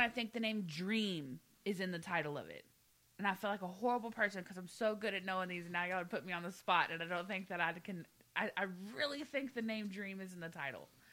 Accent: the South, United States; moved away; I'm from the South. I spent 25 years in the South. Okay, I know these people. I was raised with these people.

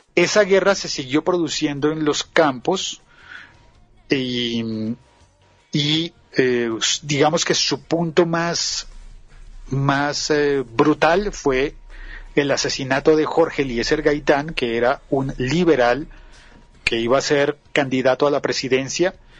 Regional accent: Bogotá, Colombia; en las partes más centrales y altas de Colombia, por ejemplo en mi ciudad

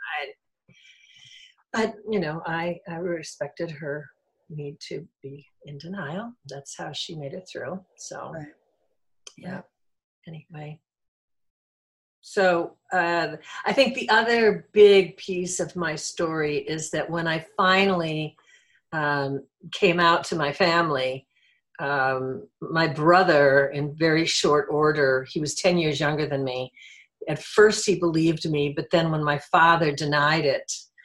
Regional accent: Midwest, United States; I grew up in the Midwest in an alcoholic household.

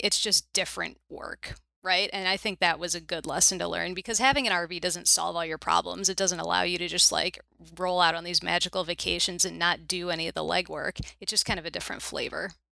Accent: Chicago suburbs, Illinois, United States; also born or lived in Minnesota; born and raised in the Chicago suburbs, which is where I still live

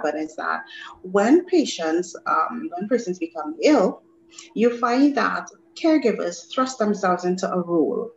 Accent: Trinidad & Tobago; moved away; also born or lived in Grenada; I am a Trinidadian. However, I spend a lot of time within my teenage years in Grenada

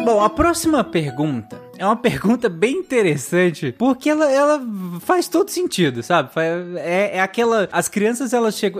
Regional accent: Pará, Brazil; eu cresci no Pará

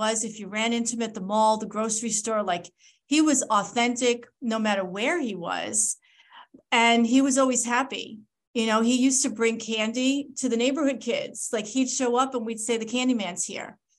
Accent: Long Island, New York, United States; also born or lived in Michigan; I grew up on Long Island, New York

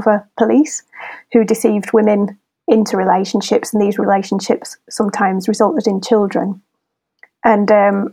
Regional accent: Wakefield, Yorkshire and the Humber, United Kingdom; moved away as an adult; now in Leeds, United Kingdom; I'm from Wakefield originally, but I'm an adoptive Leeds Leodensian

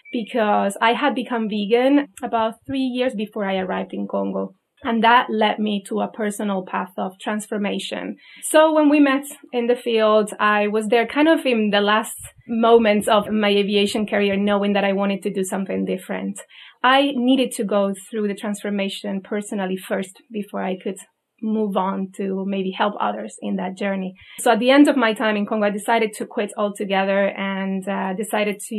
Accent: Spain; moved away as an adult; I'm also from Spain

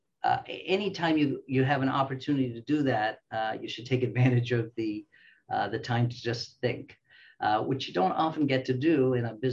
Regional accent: Australia; also born or lived in Canada / Springfield, Illinois, United States; now in United States; I am Australian by birth, Canadian by training

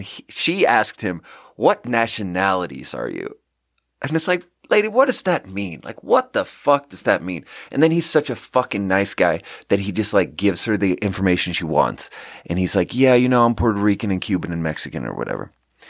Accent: Sweden; English is a second language; And I'm like, yeah, so I'm from Sweden. And … is a very normal name in Sweden.

